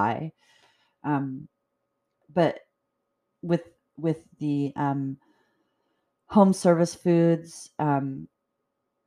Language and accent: English; Edmonds, Washington, United States; I grew up in Edmonds